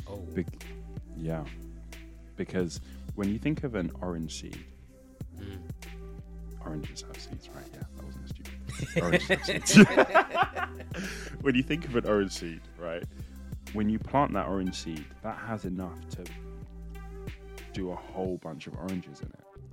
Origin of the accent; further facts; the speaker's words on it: Nigeria; I'm Nigerian